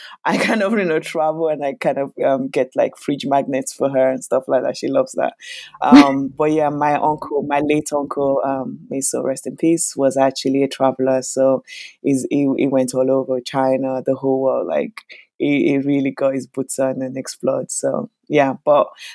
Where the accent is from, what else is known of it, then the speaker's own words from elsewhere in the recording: Lagos, Nigeria; now in London, United Kingdom; I was born in Lagos, Nigeria, and I am currently based in London.